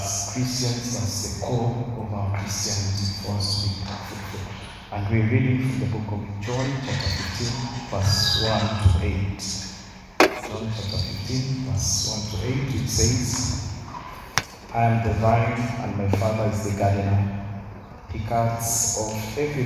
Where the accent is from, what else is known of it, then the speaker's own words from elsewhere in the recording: Mombasa, Mombasa County, Kenya; I was brought up in Mombasa, Ambapo town.